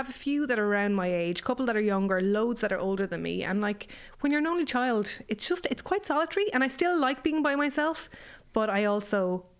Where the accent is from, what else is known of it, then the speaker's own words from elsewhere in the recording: Ireland; moved away as an adult; also born or lived in United States; I'm Irish